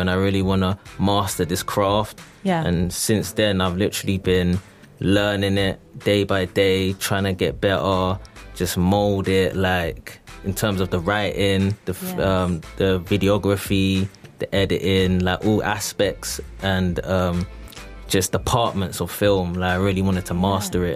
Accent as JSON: {"language": "English", "town": "Orpington", "region": "London", "country": "United Kingdom", "said": "I'm from Orpington, Southeast London, like in the London borough, Bromley."}